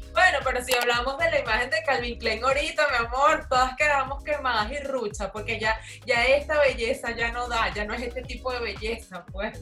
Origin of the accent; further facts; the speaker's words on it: Maracay, Aragua, Venezuela; somos de Maracay